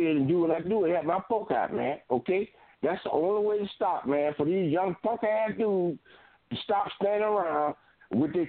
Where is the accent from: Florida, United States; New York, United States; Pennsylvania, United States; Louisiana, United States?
Florida, United States; Fort Lauderdale; I'm from Fort Lauderdale